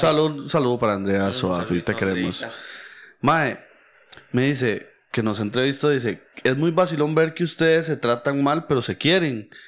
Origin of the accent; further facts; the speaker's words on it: Costa Rica; yo soy hijo de inmigrante